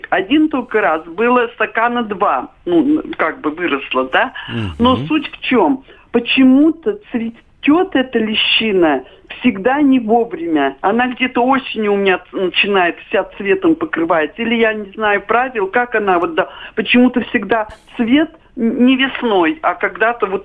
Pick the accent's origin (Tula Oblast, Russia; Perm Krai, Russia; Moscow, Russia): Perm Krai, Russia; Perm; Дело в том, я из Перми.